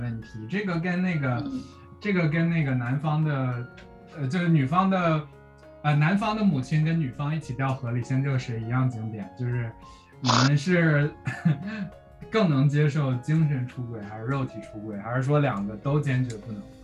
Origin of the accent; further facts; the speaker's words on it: northern China, China; 我是北方人嘛